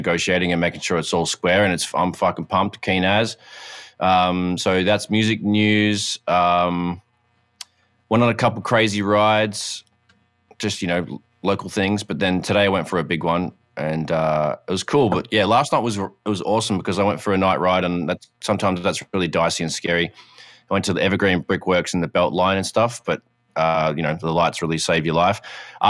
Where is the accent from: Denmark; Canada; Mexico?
Canada; I'm so Canadian.